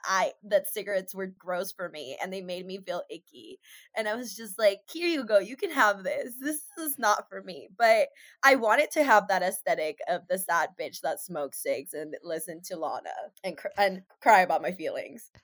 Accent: Seattle, Washington, United States; growing up in Seattle

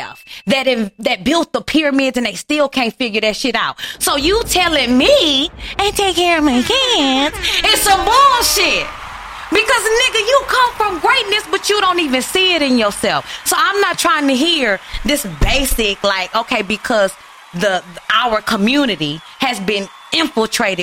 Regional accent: Houston, Texas, United States; growing up in Acres Home, Houston, Texas

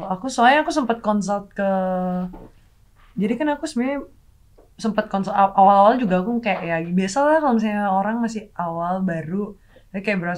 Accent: Makassar, South Sulawesi, Indonesia; Aku aslinya Makassar. Ya aku nanya dulu ke Makassar.

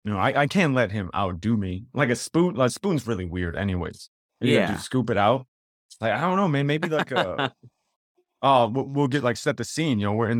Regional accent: Chicago, Illinois, United States; Like I said, growing up in the South Side of Chicago

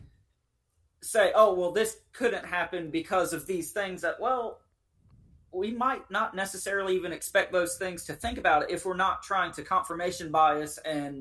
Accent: Eastern North Carolina, United States; I grew up in Eastern North Carolina across the river from a very large military base

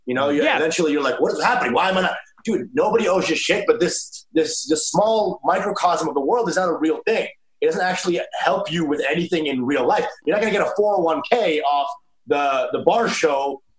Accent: Plano, Texas, United States; now in New York City, United States

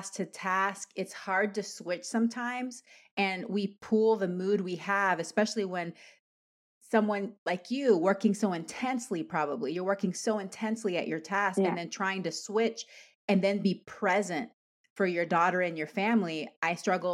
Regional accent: Panama; I'm Latin American. I'm Panamanian

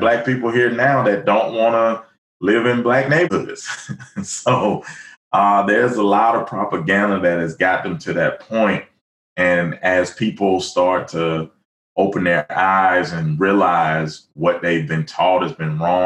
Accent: Alabama, United States; when I was young growing up in Alabama

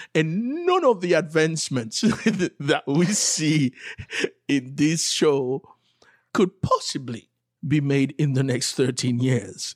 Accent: Haiti; moved away; being from Haiti, growing up in Haiti

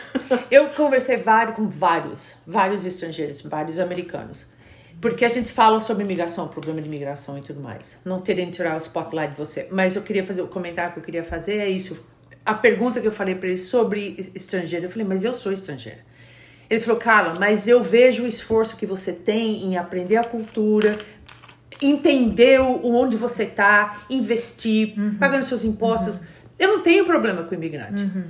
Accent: Brazil; moved away as an adult; now in United States; como brasileira

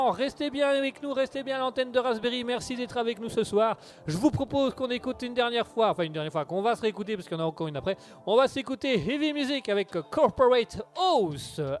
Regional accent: Belgium; Nous sommes en Belgique, nous sommes belges, nous aimons l'humour

